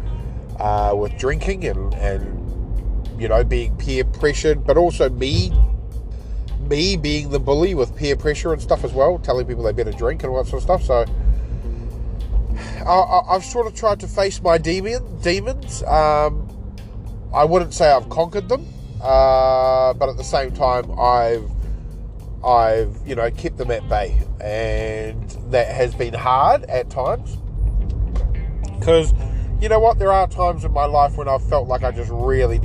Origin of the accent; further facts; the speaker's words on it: New Zealand; my experiences of growing up in New Zealand